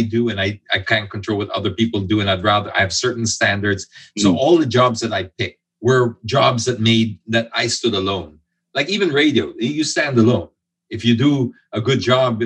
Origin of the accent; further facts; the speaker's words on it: Philippines; I'm half British, half Filipino. So made in the Philippines with imported parts